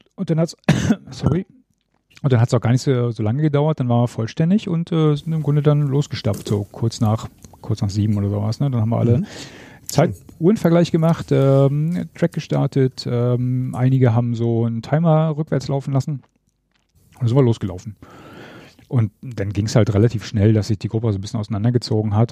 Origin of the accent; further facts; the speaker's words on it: East Germany, Germany; ich bin ja ein Ossi